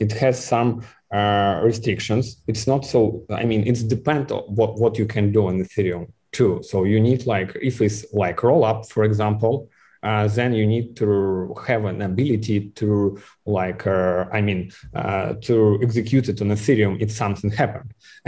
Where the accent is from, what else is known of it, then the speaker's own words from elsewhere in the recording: Kaliningrad, Kaliningrad Oblast, Russia; English is a second language; I am a boy from Kaliningrad, you know. Like, I don't think that you know where is Kaliningrad